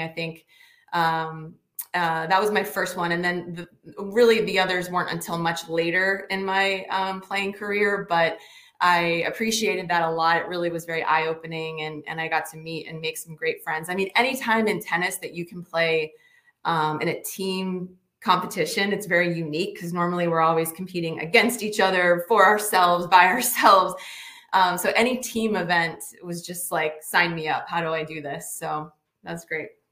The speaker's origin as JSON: {"language": "English", "region": "Northeast", "country": "United States", "also_born_or_lived": "Michigan", "said": "I'm from the Northeast"}